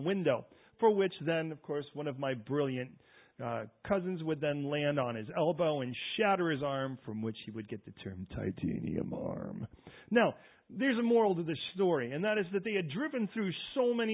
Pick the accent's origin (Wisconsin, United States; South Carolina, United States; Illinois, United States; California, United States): Illinois, United States; Chicago; I'm from Chicago.